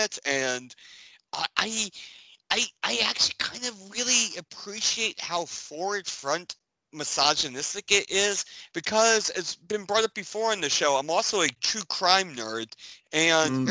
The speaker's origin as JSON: {"language": "English", "region": "Northeast", "country": "United States", "said": "I'm from the Northeast."}